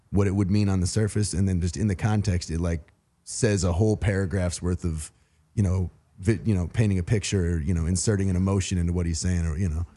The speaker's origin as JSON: {"language": "English", "region": "Wisconsin", "country": "United States", "tie": "born or raised there", "also_born_or_lived": "Saint Louis, Missouri / West Coast", "moved": "yes", "lives_now": "Atlanta, United States", "said": "I grew up in Wisconsin"}